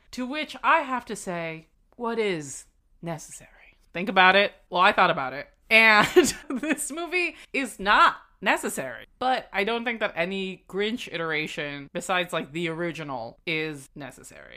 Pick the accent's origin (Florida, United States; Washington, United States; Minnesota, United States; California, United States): Florida, United States; South; I grew up in South Florida